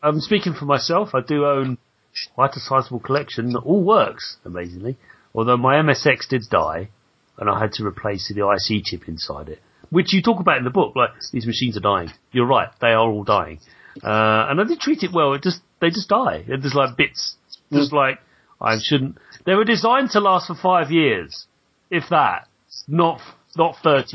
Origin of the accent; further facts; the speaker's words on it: London, United Kingdom; I was brought up in in Southeast London